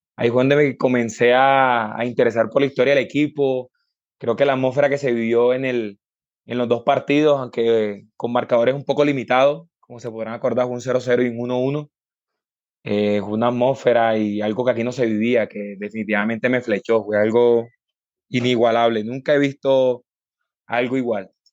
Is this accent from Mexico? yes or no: no; Barranquilla, Atlántico, Colombia; en mi tierra Barranquilla